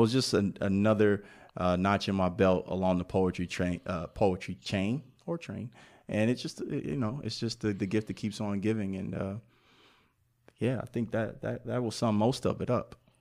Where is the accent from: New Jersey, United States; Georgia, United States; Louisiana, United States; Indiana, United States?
Indiana, United States; Indianapolis; moved away as an adult; also born or lived in Hollywood, Florida / New York City; I'm from Indianapolis, Indiana. Also lived in Hollywood, Florida as a kid. Moved to New York City at the age of 18